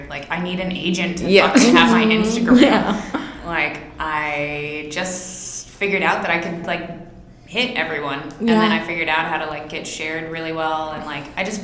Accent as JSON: {"language": "English", "town": "San Diego", "region": "California", "country": "United States", "tie": "born or raised there", "also_born_or_lived": "Japan"}